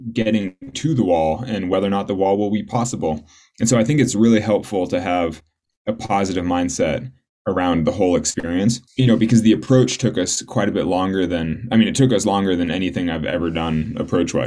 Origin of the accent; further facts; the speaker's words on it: Sacramento, California, United States; I grew up in Sacramento